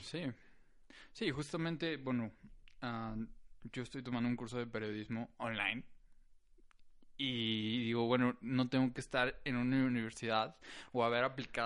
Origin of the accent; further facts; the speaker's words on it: San Luis Potosí, Mexico; Yo nací aquí en San Luis Potosí.